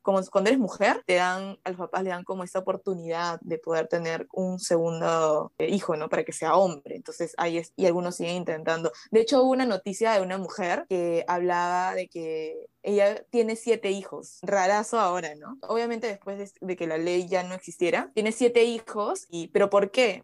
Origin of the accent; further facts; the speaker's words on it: Peru; todos nacimos en Perú